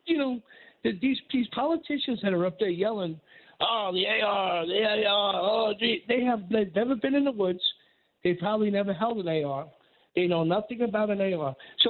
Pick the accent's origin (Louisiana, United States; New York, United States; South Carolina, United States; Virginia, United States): New York, United States; Long Island; How many kids I grew up with in Long Island?